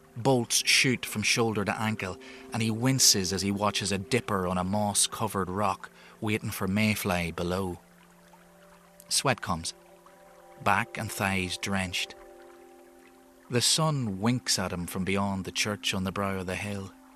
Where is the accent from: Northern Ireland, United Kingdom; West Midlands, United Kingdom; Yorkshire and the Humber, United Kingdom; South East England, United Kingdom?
Northern Ireland, United Kingdom; Enniskillen; I'm an author from Inniskillen